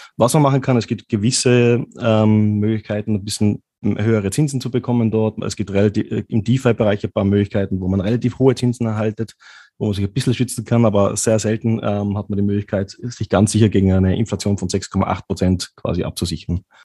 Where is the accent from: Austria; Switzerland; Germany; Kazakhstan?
Austria; In Österreich machen wir das so